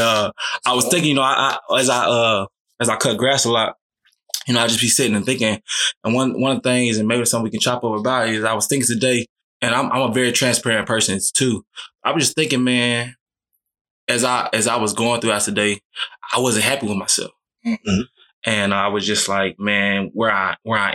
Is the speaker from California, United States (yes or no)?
no; Texas, United States; moved away as an adult; also born or lived in Virginia; now in Georgia, United States; I'm from Texas